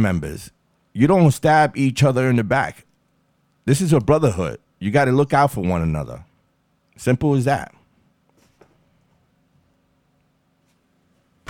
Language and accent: English; New York City, New York, United States; I'm from Far Rockaway.